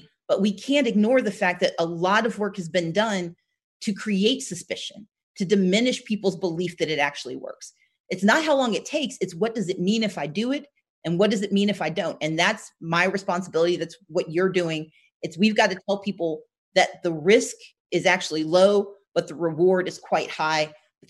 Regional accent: the South, United States; I mean, look, I'm from the South. I always anticipate the worst.

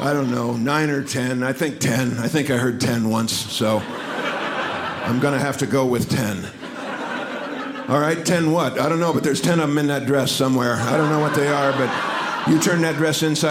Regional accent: Dallas, Texas, United States; I am from Dallas, Texas

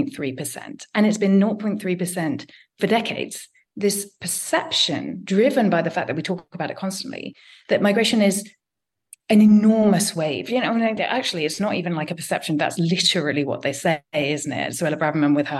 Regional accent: London, United Kingdom; I am a Londoner

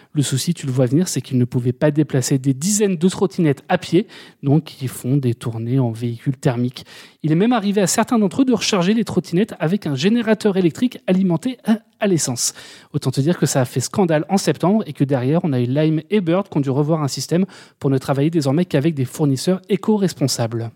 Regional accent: Paris, Île-de-France, France; je suis parisien

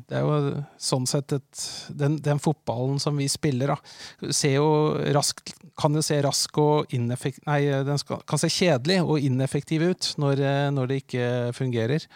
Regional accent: Larvik, Vestfold, Norway; moved away as an adult; also born or lived in Oslo; jeg kommer jo fra Larvik, eh, vokste opp tett på Lovisenlund

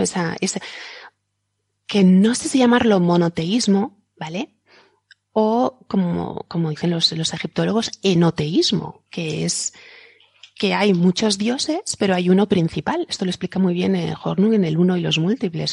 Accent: Alicante, Valencian Community, Spain; hoy aquí en mi tierra es una festividad católica, es el día de la Santa Faz, que tenemos una aquí en Alicante

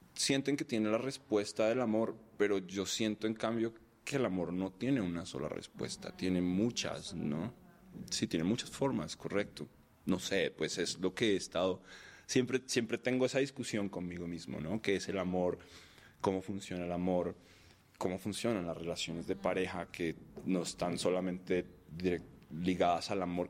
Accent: Bogotá, Colombia; also born or lived in Cartagena, Colombia; Yo nací en Colombia, en Cartagena, que es el, Caribe colombiano de mamá caleña y papá costeño.

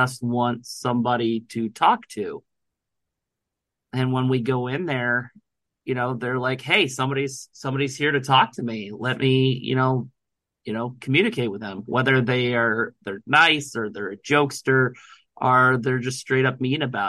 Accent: Northern Ohio, United States; now in Indiana, United States; I grew up in Northern Ohio

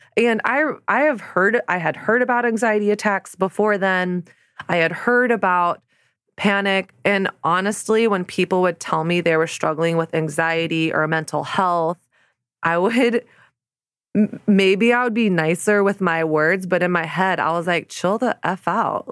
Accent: the South, United States; born or raised there; moved away as an adult; now in New York City, United States

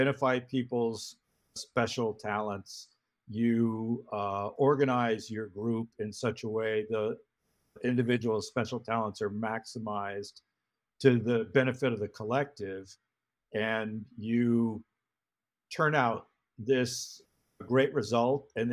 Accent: San Francisco, California, United States; moved away as an adult; also born or lived in Los Angeles; growing up in San Francisco

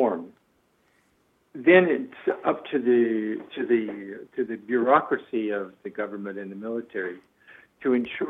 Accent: United States; moved away; also born or lived in Middle East; as an American

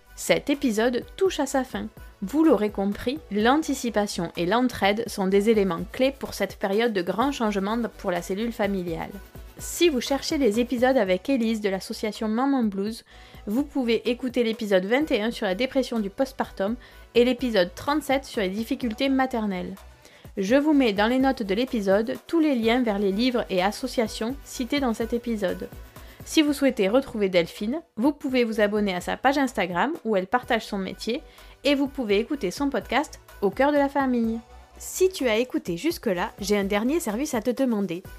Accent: France; chez nous, en France

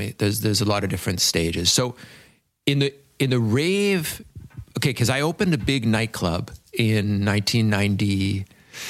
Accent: England, United Kingdom; And also too, like, I'm English and almost everyone here is French. And I also came from like what would be considered quite a posh background, you know?

